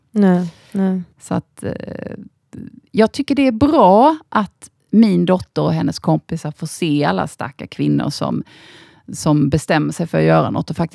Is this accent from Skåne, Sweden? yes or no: yes; Osby, Skåne, Sweden; en eh, liten by som heter Osby. Ja. Eh, hade en väldigt eh, fridfull och trevlig uppväxt där.